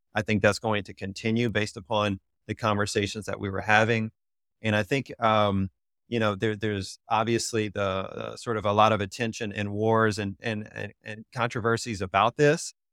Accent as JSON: {"language": "English", "region": "Louisiana", "country": "United States", "moved": "yes", "said": "I'm originally from Louisiana"}